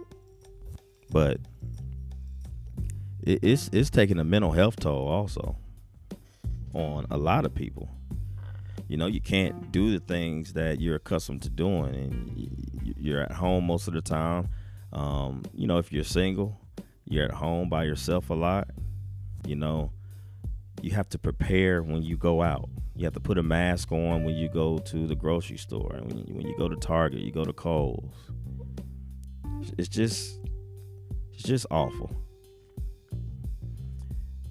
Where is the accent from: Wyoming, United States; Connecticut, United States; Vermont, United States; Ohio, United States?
Ohio, United States; also born or lived in Omaha, Nebraska; being from Ohio. But I was born in Omaha